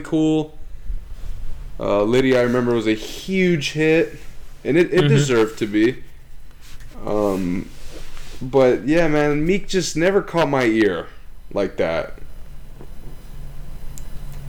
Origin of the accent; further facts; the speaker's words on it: Russia; I'm from Russia